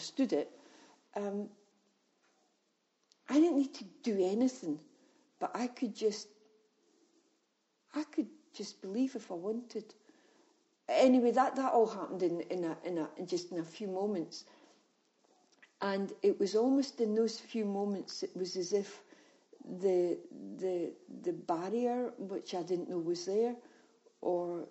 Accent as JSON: {"language": "English", "region": "Scotland", "country": "United Kingdom", "said": "being Scottish"}